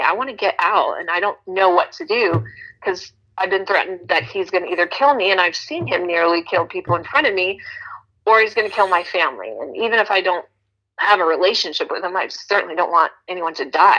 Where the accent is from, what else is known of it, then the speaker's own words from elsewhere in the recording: Texas, United States; moved away; also born or lived in Las Vegas / Thailand; I was originally from Texas